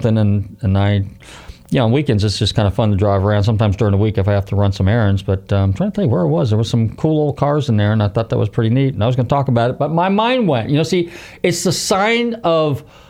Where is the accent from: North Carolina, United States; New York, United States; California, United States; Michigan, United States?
California, United States; San Rafael; now in Florida, United States; I'm from Marin County